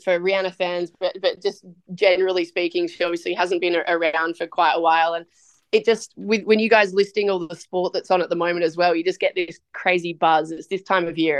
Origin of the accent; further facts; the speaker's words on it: Australia; now in United States; as an Aussie over here